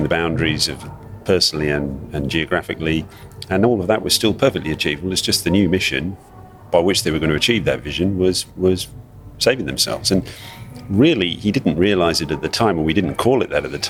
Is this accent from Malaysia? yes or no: yes; Malaysia; out in the bush where I grew up in Malaysia as a kid